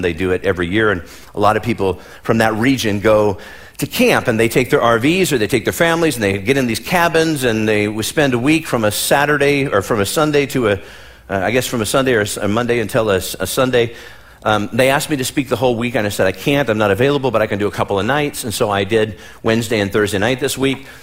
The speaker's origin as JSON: {"language": "English", "region": "Midwest", "country": "United States", "tie": "born or raised there", "moved": "yes", "said": "where I come from, born and raised in the Midwest, there were snow days."}